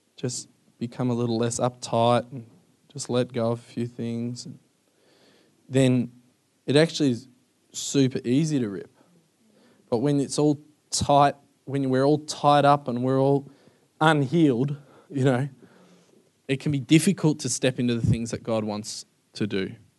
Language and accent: English; Melbourne, Victoria, Australia; moved away as an adult; now in United States; I'm from Melbourne